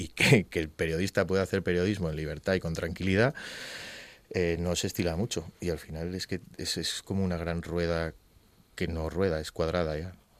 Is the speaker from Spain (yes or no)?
yes; Gijón, Asturias, Spain; also born or lived in Zaragoza; nacido en Zaragoza y asturiano de toda la vida. Eh, mis padres me trajeron aquí cuando tenía seis meses